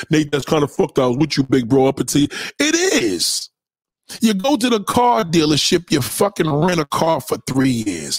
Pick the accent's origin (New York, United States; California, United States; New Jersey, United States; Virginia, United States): New York, United States; I'm a New Yorker